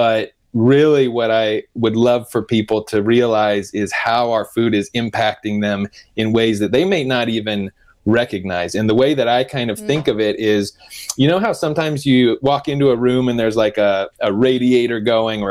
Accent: Denver, Colorado, United States; I grew up in Denver

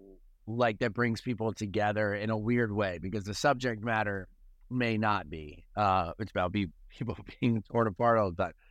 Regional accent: Delaware, United States; now in Charleston, United States; I'm from Delaware, which is a flat state

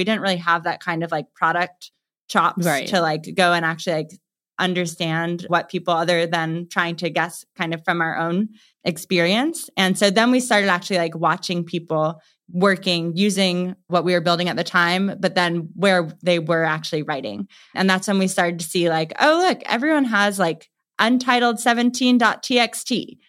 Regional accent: New York, United States; So I'm originally from New York. So I didn't really choose New York. I just was okay there and then I stayed there. And I do love New York. My family is there.

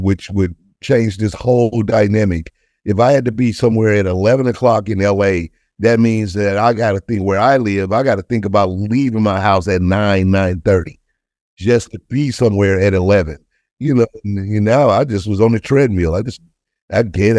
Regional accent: St. Louis, Missouri, United States; I'm from Saint Louis, uh, single parent house

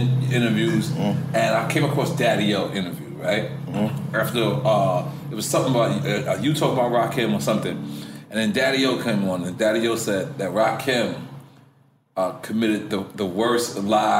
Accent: New York City, New York, United States

